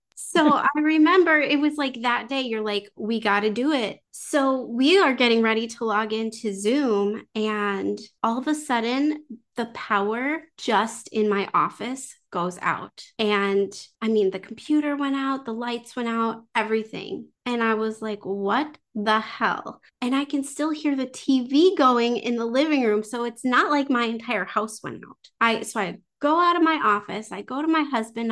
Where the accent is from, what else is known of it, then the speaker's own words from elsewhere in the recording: United States; I'm not French. I'm American